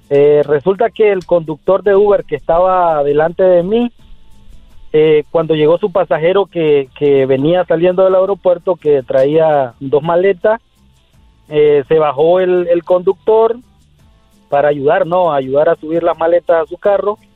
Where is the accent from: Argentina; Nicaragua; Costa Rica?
Nicaragua; now in San Francisco, United States; porque soy de Nicaragua